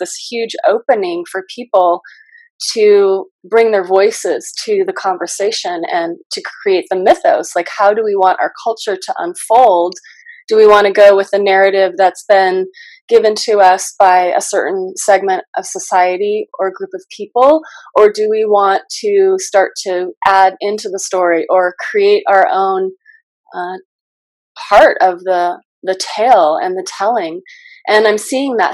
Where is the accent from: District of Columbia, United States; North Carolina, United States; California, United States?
California, United States; Southern; moved away as an adult; also born or lived in Los Angeles / India; now in Ashland, United States; I grew up in primarily Southern California